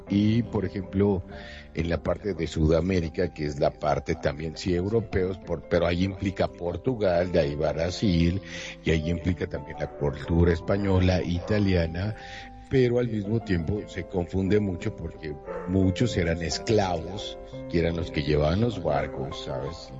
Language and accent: Spanish; Mexico; extrañaba mi tierra, mi país, México, y que soy muy orgulloso de ser mexicano